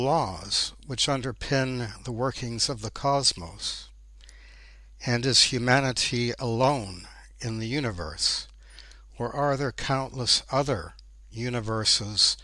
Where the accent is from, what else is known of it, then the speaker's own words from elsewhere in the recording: Ontario, Canada; moved away as an adult; I was born in Ontario, Canada, and I spent my first 30 years there